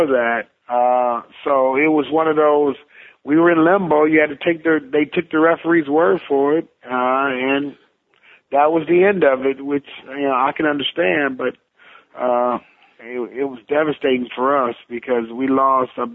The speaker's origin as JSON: {"language": "English", "town": "Detroit", "region": "Michigan", "country": "United States", "tie": "born or raised there", "said": "my hometown of Detroit"}